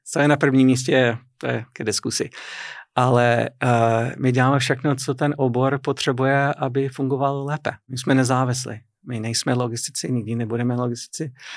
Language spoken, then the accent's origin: Czech; Boston, Massachusetts, United States; Czech is a second language; moved away as an adult; now in Kladno, Czech Republic; Já jsem ze severovýchodu a tam z Nové Anglie, opravdu Nová Anglie jako, jako stará Anglie. Je to hodně evropské, evropská část Ameriky a e, moje rodné město je Boston. Jako jsem se narodil blízko Bostonu